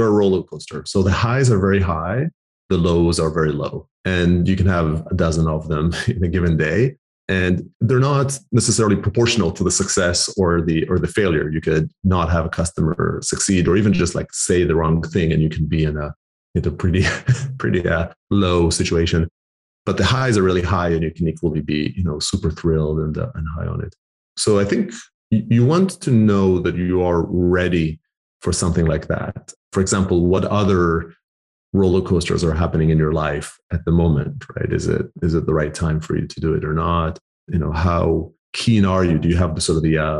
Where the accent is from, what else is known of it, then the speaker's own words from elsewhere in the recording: Israel; moved away as an adult; also born or lived in Canada / Argentina (heritage); now in United Kingdom; I'm Argentinian heritage, born and raised in Israel, lived a decade in Canada, and now live in the UK